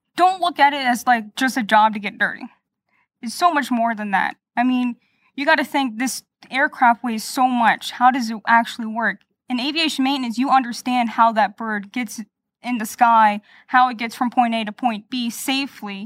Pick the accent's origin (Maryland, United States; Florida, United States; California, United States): Florida, United States; Lake Mary; I'm native here from Florida, Lake Mary, to be precise